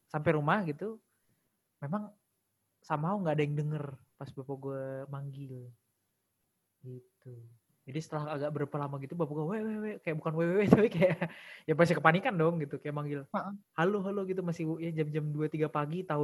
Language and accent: Indonesian; East Java, Indonesia; born there; Jadi gue kan sebenarnya lahir di Jawa Timur.